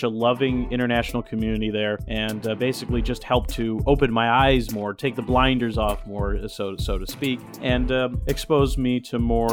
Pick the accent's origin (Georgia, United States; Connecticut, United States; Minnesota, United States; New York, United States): New York, United States; central; moved away as an adult; also born or lived in Syracuse, New York; now in Los Angeles, United States; I'm originally from New York State. I was born and raised in a central New York town, right off of the southern coast of Lake Ontario